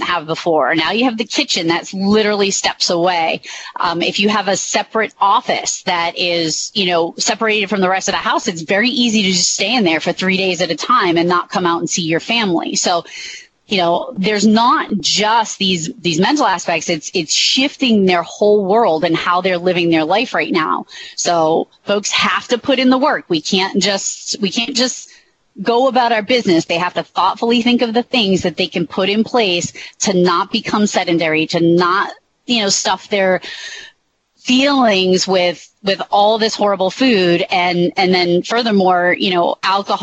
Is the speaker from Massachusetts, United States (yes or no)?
yes; Massachusetts, United States; I'm from Massachusetts